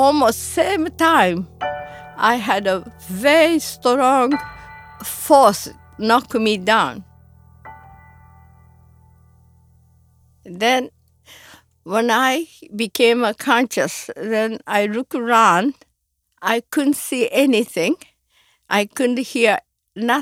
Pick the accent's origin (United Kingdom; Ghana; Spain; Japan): Japan; Hiroshima; now in United States; I was born in Hiroshima, Japan, and I was 13 years old